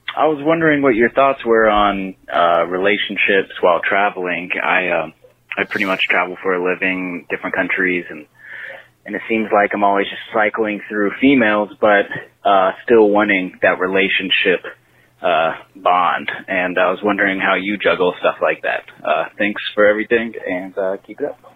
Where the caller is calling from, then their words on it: Medellín, Antioquia, Colombia; calling from Medellín, Colombia